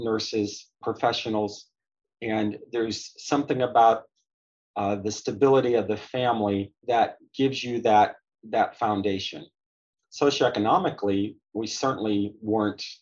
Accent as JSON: {"language": "English", "town": "Chattanooga", "region": "Tennessee", "country": "United States", "tie": "born or raised there", "also_born_or_lived": "Michigan / Indiana", "moved": "yes", "lives_now": "Orlando, United States", "said": "I was technically born in Michigan, but my parents then went to Indiana. My dad got his PhD at Purdue. And so then as a preschooler, first memories in Chattanooga, Tennessee. So I lived in Chattanooga, Tennessee, outside of their Collegedale"}